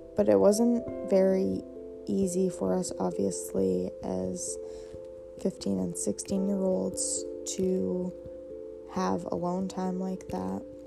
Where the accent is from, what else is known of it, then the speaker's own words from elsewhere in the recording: Maine, United States; I am 22 and I live in Maine. Um, when I was in seventh grade, my family had decided to move back to my hometown